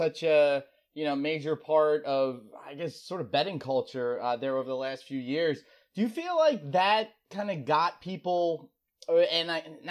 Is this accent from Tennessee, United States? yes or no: no; New Jersey, United States; My home state.